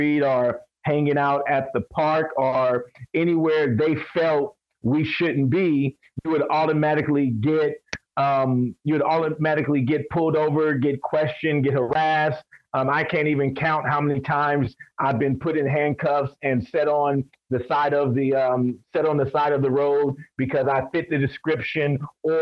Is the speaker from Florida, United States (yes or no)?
no; Compton, California, United States; I was raised in Compton, California.